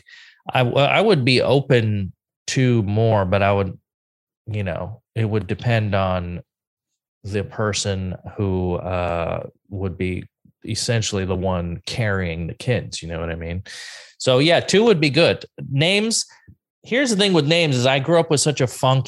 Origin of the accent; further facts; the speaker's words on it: United States; somebody who had a not normal name growing up in the United States